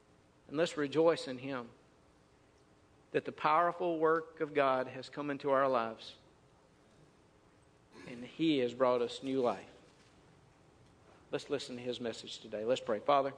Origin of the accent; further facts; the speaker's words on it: Mississippi, United States; I grew up in North Mississippi. We had trees everywhere.